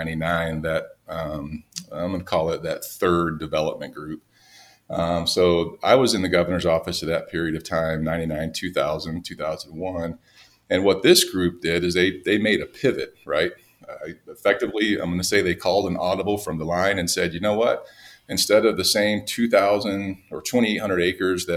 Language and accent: English; North Carolina, United States; also born or lived in Atlanta; now in Idaho, United States; I grew up in North Carolina, so between there and Atlanta, not a lot of ski areas where I grew up.